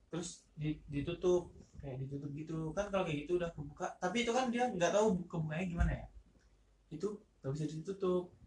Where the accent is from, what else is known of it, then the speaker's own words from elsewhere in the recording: Palembang, South Sumatra, Indonesia; ke Lampung kan saya dari Palembang nih